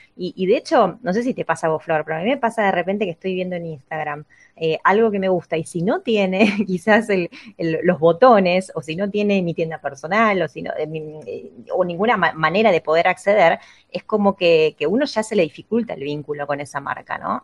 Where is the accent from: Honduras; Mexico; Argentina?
Argentina